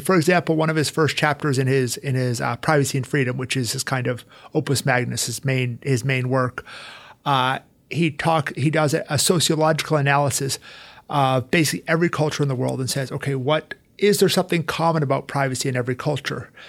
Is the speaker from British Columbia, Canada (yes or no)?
no; Calgary, Alberta, Canada; moved away as an adult; also born or lived in Rome / United States; So I'm originally from Calgary, Alberta, Canada. Uh, I grew up there.